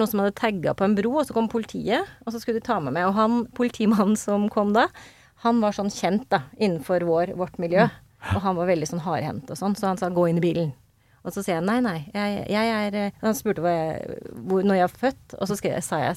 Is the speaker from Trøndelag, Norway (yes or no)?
yes; Trondheim, Trøndelag, Norway; Jeg er trønder egentlig, skjønner du.